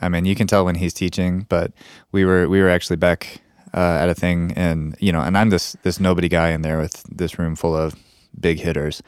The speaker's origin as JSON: {"language": "English", "region": "New Mexico", "country": "United States", "said": "we're, we're from New Mexico"}